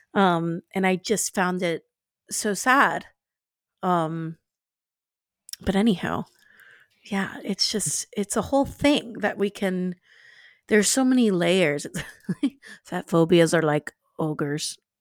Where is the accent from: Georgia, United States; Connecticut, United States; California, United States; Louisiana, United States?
Louisiana, United States; New Orleans; I'm, I'm from New Orleans, I'm from the South